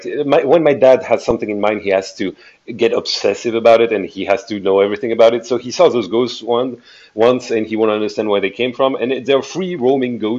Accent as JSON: {"language": "English", "town": "Bandol", "region": "Provence-Alpes-Côte d'Azur", "country": "France", "tie": "born or raised there", "said": "the Bay of Bandol, my hometown."}